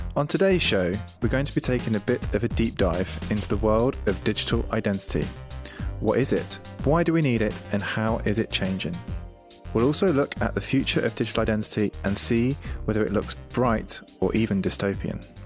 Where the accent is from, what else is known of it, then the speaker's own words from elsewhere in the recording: United Kingdom; I'm British, I'm male